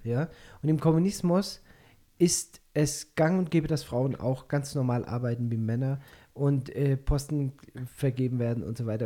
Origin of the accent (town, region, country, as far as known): Binau / Schefflenz area, Baden-Württemberg, Germany; born or raised there; now in Peru